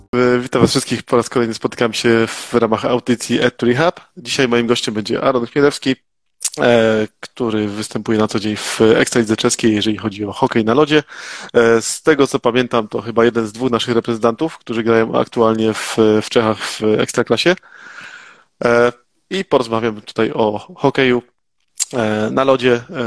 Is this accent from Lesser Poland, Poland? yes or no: yes; Oświęcim, Lesser Poland, Poland; pochodzę z Oświęcimia, także to e, każdy z nas, który mieszka w Oświęcimiu